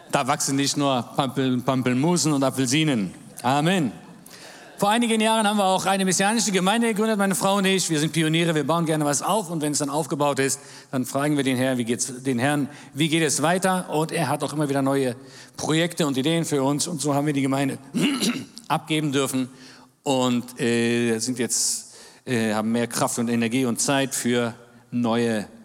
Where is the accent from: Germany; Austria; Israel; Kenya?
Israel; Das ist normales Wetter bei uns in Israel.